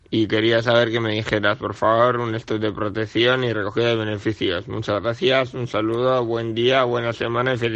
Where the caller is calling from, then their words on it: Basque Country, Spain; Soy un pequeño de Guipúzcoa.